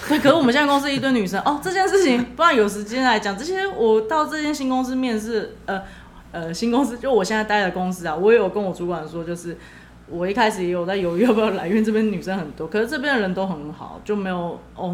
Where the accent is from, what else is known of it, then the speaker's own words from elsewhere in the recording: Taiwan; 我台湾人我是没有看过有人这样子的